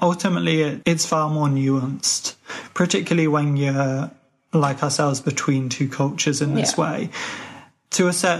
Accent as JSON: {"language": "English", "country": "Ireland", "said": "drop little hints or mentions that I'm Irish into conversation"}